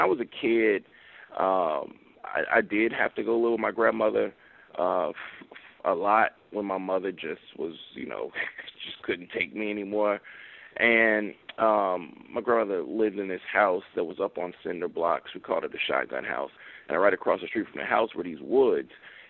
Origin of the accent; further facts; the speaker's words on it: Mississippi, United States; I'm from Mississippi, so I'm heavily influenced by Twain